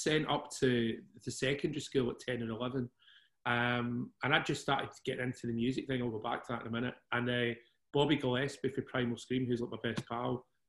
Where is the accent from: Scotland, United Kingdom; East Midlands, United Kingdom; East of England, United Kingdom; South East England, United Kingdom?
Scotland, United Kingdom; Glasgow; I grew up in Glasgow. It was a kind of rough area, but it wasn't super rough back in the 60s. I was brought up in Govan Hill, and I ended up when we were about 5 or 6 coming up to Mount Florida. It was a little bit better.